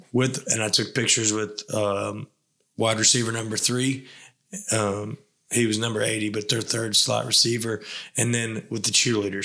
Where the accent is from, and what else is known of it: Tennessee, United States